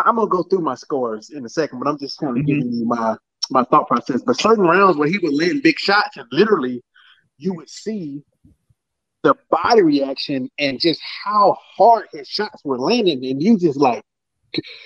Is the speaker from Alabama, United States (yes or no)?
yes; Alabama, United States; now in Atlanta, United States; I only live in Atlanta. I'm not from Atlanta. I'm from the beautiful, great state of Alabama